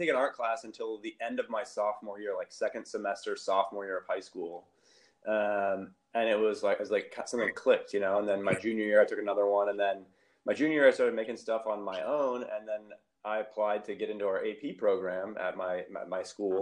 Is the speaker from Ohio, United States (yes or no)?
yes; Ohio, United States; moved away as an adult; also born or lived in Illinois / Chicago / Oakland; now in Sacramento, United States; I'm originally from the Midwest. I grew up in Ohio, went to school, undergrad in Ohio